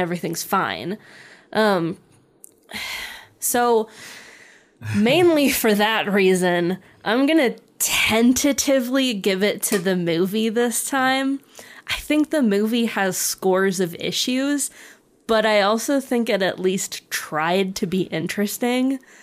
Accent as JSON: {"language": "English", "country": "United States", "said": "being American"}